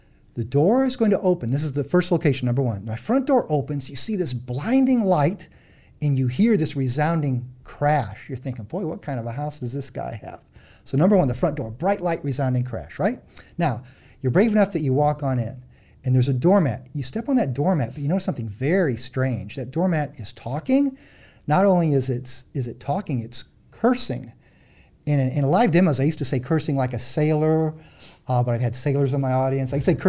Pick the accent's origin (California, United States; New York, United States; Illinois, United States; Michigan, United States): Illinois, United States; I grew up in Central Illinois.